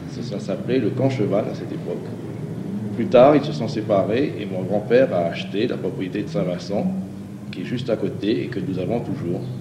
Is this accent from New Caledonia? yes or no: yes; Nouméa, South Province, New Caledonia; Mon grand-père était né à Évreux et je suis né à Nouméa 100 ans après.